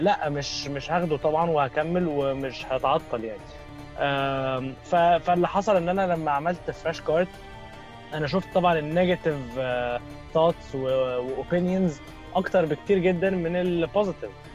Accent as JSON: {"language": "Arabic", "country": "Egypt", "said": "احنا عندنا في مصر"}